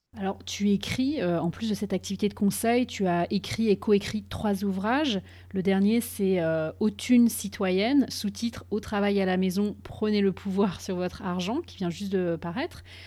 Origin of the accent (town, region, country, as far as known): France; moved away as an adult; now in Boston, United States